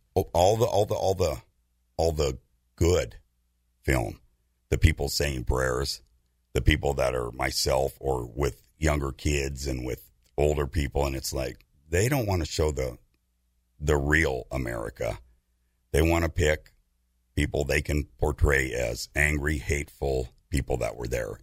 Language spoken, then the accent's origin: English; United States; I'm an American